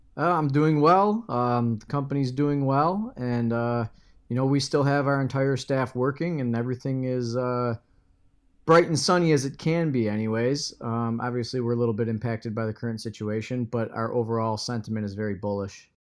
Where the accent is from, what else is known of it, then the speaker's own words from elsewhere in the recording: Michigan, United States; my home state here is Michigan